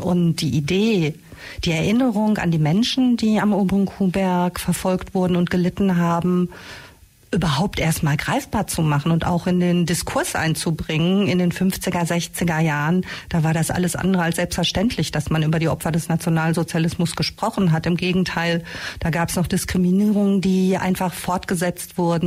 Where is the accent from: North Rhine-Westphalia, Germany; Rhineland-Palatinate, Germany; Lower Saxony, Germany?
North Rhine-Westphalia, Germany; Castrop-Rauxel; now in Ulm, Germany; ich komme ursprünglich aus dem Ruhrgebiet, äh, aus dem naja, namentlich bekannten Castro Brauxel